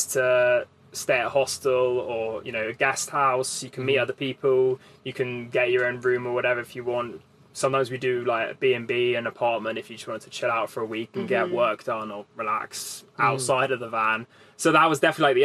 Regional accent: England, United Kingdom; I'm from the UK, and so England.

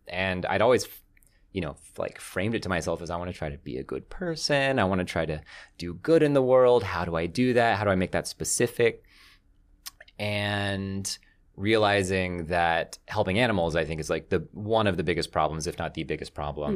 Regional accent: the South, United States; I grew up in the South.

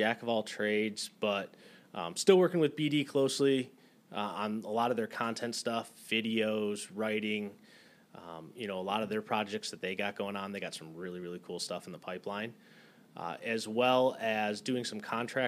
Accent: Michigan, United States; moved away as an adult; also born or lived in Arizona; now in San Diego, United States; So born and raised in Michigan. Grew up like on the lakes there, literally grew up on one of the inland lakes

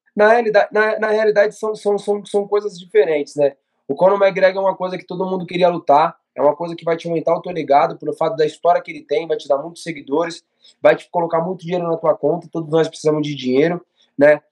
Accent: Brazil; Nós que somos brasileiros

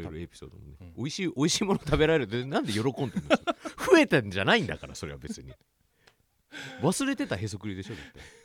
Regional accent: Tokyo, Japan; 僕全然あの東京出身なんですけど

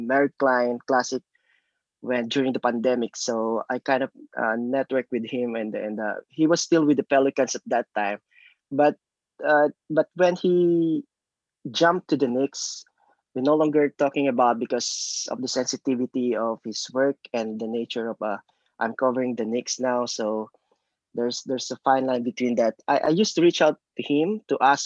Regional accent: Philippines; moved away as an adult; now in Jersey City, United States; I grew up in the Philippines. It's a basketball crazy country in Asia.

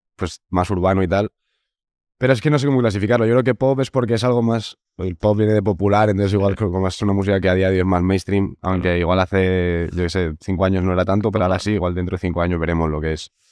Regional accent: Segovia, Castile and León, Spain; Somos de Segovia y al final nos conocemos mm. todos de toda la vida allí

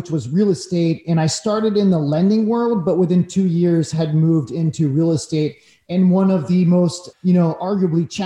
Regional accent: Sonoma, California, United States; also born or lived in Leucadia, Encinitas, California; now in Encinitas, United States; originally from San Francisco Bay Area, little town called Sonoma Valley. Currently, I live in Leucadia

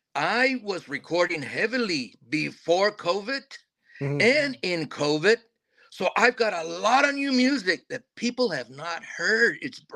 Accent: Midland, Texas, United States; also born or lived in San Antonio, Texas; I was born in San Antonio. It brought me over here, so I was raised here. So this is my stomping ground, Midland, Odessa.

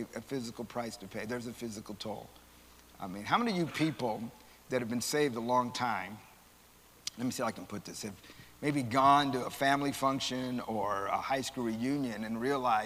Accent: San Antonio, Texas, United States; I'm from San Antonio

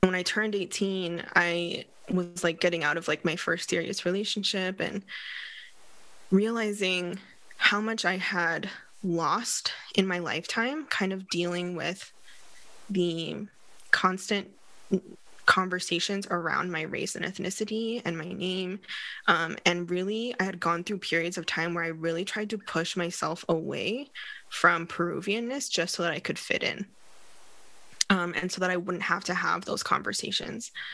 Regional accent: West Coast of the United States, United States; also born or lived in London, United Kingdom / Barcelona, Spain / Philadelphia, United States; on the West Coast, when I was growing up

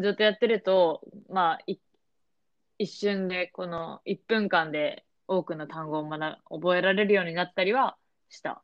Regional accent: Japan; moved away; also born or lived in United States; 私はまあ日本で育

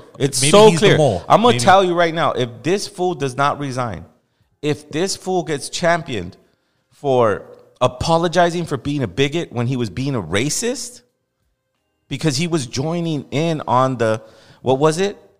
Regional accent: Los Angeles, California, United States; I know what it's like to live there. I know what it's... No one knows more than me. I grew up in Boyle Heights.

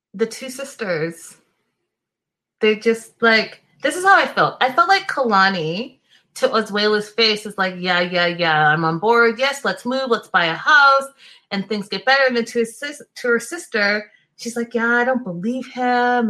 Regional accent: Ghana; I'm Ghanaian, I'm not Nigerian

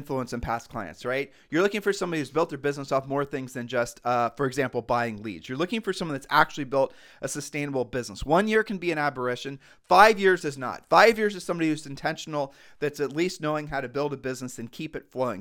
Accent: Ohio, United States; we're just from Ohio

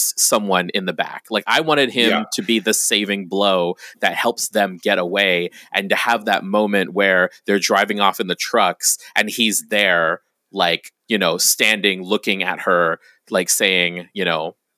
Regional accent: Guam; I grew up on Guam.

